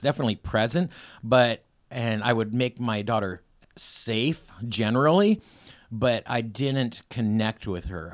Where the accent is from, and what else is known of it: Selah, Washington, United States; born or raised there; also born or lived in Ellensburg, Washington